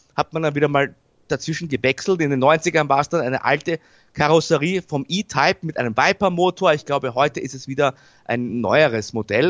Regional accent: Austria; bei uns in Österreich

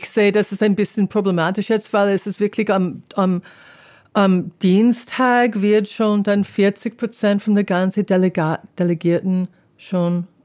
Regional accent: California, United States; German is a second language; Und ähm, Kalifornien, ich komme aus Kalifornien.

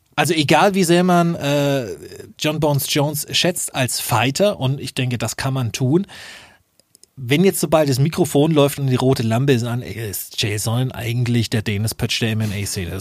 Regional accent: Nuremberg, Bavaria, Germany; als Nürnberger

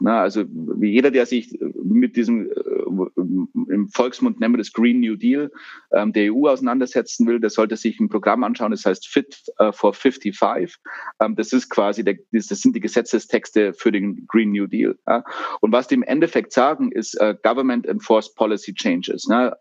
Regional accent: Germany; wir als Deutsche

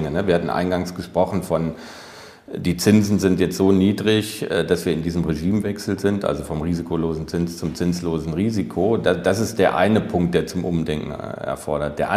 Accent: Germany; zu Recht sind wir als Deutsche selbstbewusst, sage ich mal.

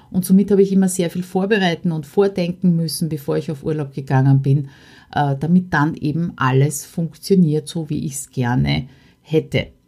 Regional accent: Austria; ein paar Hindernisse, die ich dabei als Österreicherin speziell überwinden habe müssen.

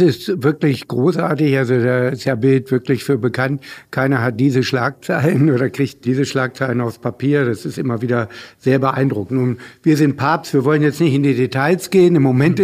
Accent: Hanover, Lower Saxony, Germany; Hannover, ich bin ja Hannoveraner

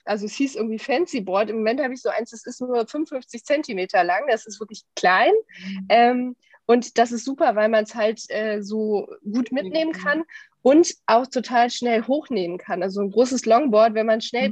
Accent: Düsseldorf, North Rhine-Westphalia, Germany; lebe in Düsseldorf, bin auch hier geboren

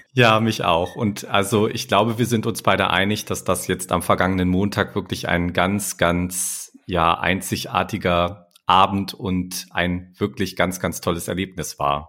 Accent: near Hanover, Lower Saxony, Germany; moved away; Ich komme ja eigentlich aus der Nähe von Hannover

